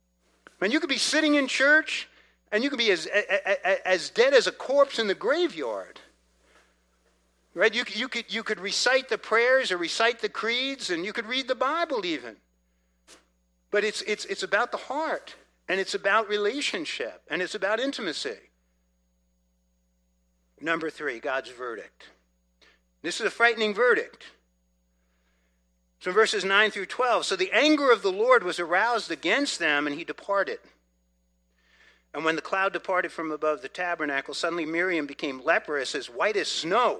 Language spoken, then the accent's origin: English; New York City, New York, United States; I grew up in New York City. We were Italian family